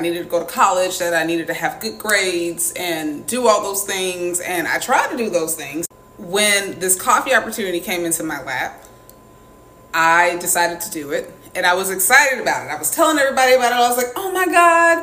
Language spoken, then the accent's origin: English; the South, United States; I grew up in the South